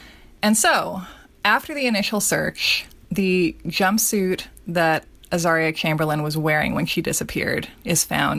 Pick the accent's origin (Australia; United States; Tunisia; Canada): Australia; like try growing up in Australia and not writing about dingoes at some point in your curriculum.